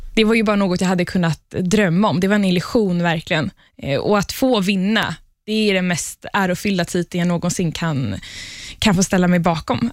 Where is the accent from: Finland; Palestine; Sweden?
Palestine; moved away; Jag kommer ursprungligen från Palestina